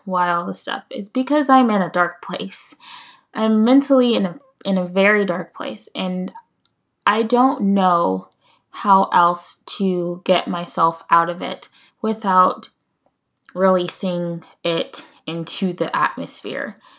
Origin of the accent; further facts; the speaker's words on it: United States; I'm from the United States. I won't get into specifics, but I'm from the U S